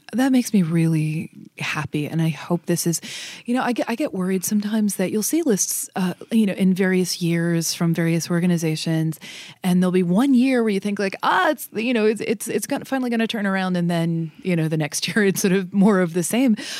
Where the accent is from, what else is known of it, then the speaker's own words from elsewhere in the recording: Northern Kentucky, United States; I grew up in Northern Kentucky, um, outside of Cincinnati